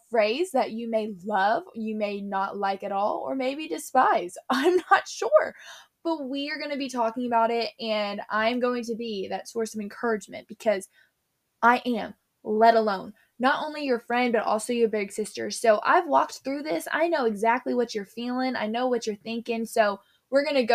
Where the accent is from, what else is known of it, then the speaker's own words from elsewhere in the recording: Tennessee, United States; I'm from Tennessee